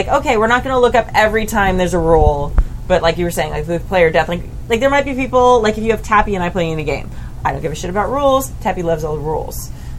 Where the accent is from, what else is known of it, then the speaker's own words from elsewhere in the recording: Riverside, California, United States; I'm from Riverside.